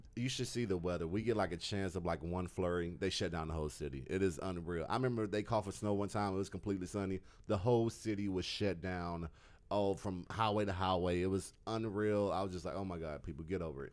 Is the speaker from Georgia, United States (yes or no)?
yes; Georgia, United States; I'm from, like, Georgia in the U S.